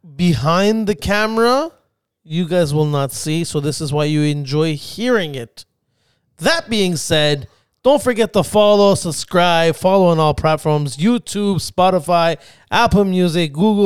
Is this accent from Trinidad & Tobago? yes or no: no; Spain; now in Canada; I grew up in Spain.